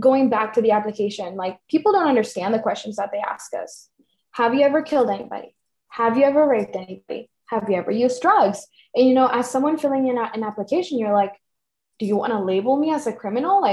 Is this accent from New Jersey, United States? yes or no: no; Tucson, Arizona, United States; also born or lived in Cananea, Sonora, Mexico; I was raised in Tucson, but legally on paper, that's not where I'm from